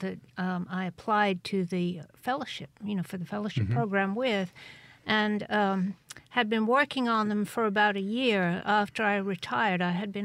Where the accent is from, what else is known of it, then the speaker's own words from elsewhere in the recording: Cheltenham, South West England, United Kingdom; born there; Yeah, in Gloucestershire, which is about 100 miles due west of London, close to Wales. And I went to art school in England.